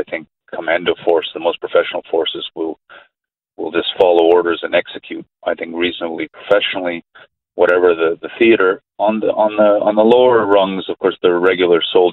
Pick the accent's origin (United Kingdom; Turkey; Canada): Canada; My parents are from that region, but I speak as a Canadian